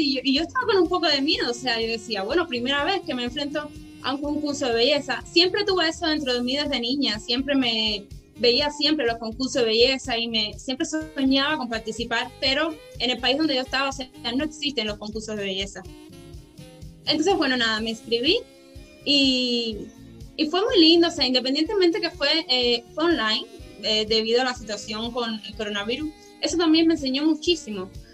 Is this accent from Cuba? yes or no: yes; Cuba; now in Montreal, Canada; nací en Cuba